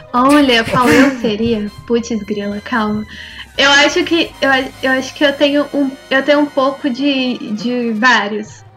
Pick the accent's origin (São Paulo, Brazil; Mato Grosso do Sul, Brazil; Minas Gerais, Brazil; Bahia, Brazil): Minas Gerais, Brazil; Eu sou de Minas.